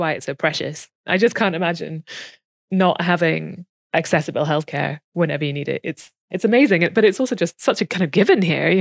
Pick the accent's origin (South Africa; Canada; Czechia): South Africa; now in Scotland, United Kingdom; I speak as a South African who immigrated here.